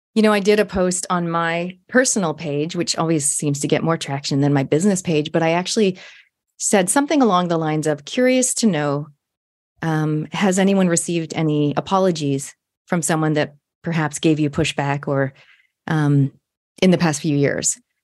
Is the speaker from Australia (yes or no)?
no; Canada; now in New Zealand; I'm a Canadian Kiwi, and for my listeners, if you don't know, um, a hundred percent genetically Kiwi fifth generation, but I was born in Canada